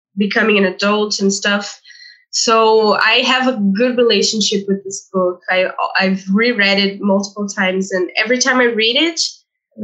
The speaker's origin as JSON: {"language": "English", "country": "Brazil", "tie": "born or raised there", "first_language": "Portuguese", "second_language": "English", "said": "Portuguese, obviously, because I was born in Brazil."}